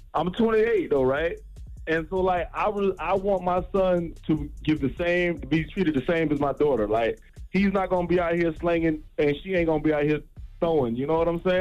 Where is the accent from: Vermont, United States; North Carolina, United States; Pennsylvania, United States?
North Carolina, United States; I'm from North Carolina